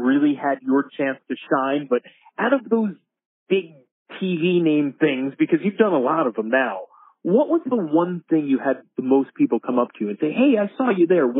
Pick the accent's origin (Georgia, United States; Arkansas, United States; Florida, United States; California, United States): Florida, United States; Miami; Hey, I was born in Miami